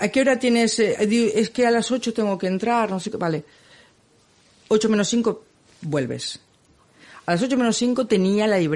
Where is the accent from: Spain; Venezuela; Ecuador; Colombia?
Spain; Barcelona, Catalonia; es que soy de Barcelona y no puedo